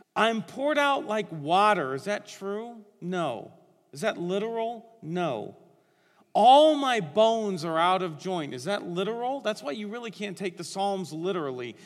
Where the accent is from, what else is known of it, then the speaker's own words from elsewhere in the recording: Northeastern Ohio, United States; I was born and raised in Northeastern Ohio